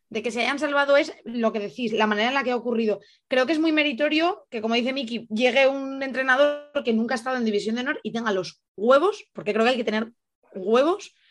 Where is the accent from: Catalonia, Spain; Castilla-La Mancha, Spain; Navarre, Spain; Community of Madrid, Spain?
Navarre, Spain; Tudela; yo, yo que vengo de ser de Tudela, de ver al Rivera, me parece que es súper sencillo que se te lleven a todos los pesos pesados de un equipo.